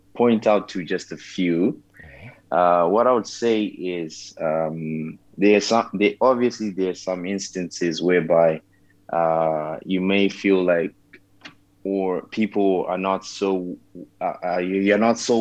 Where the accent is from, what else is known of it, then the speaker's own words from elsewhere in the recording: Zimbabwe; moved away as an adult; also born or lived in Malaysia; I was born and raised in Zimbabwe